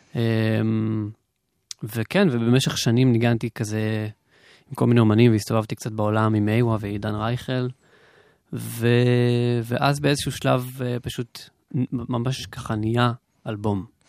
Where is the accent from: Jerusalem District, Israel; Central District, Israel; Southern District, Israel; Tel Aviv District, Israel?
Southern District, Israel; the South; אני מהדרום